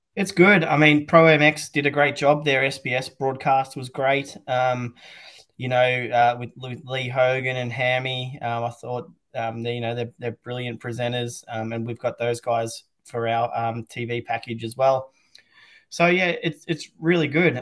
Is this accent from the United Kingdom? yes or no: no; Australia; as an Australian